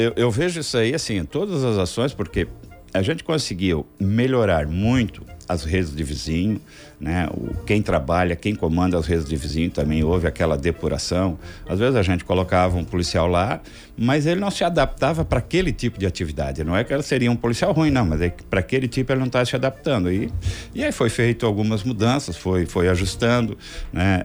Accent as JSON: {"language": "Portuguese", "town": "Nova Veneza", "region": "Santa Catarina", "country": "Brazil", "tie": "born or raised there", "said": "eu não nasci na cidade de Criciúma, nasci aqui do lado, em Nova Veneza, São Bento É Baixo, distrito"}